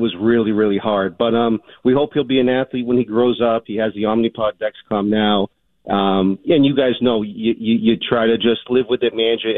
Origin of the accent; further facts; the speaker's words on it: Framingham, Massachusetts, United States; now in Albany, United States; I grew up in Framingham, Massachusetts